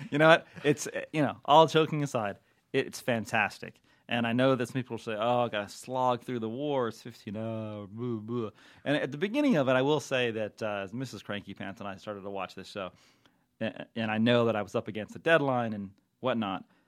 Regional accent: Southern California, United States; We're from California, and I'm from, I'm born in SoCal

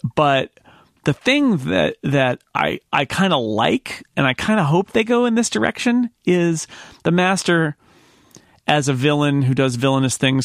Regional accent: United States; as an American

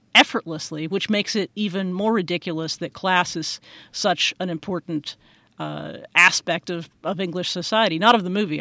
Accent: United States; as an American

